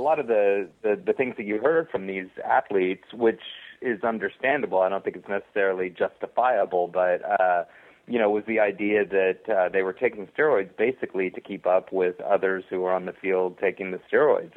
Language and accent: English; Texas, United States; I am from Texas and I grew up in that in that sort of environment